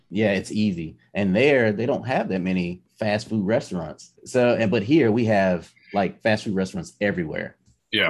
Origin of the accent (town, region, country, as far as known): United States; moved away as an adult; also born or lived in Germany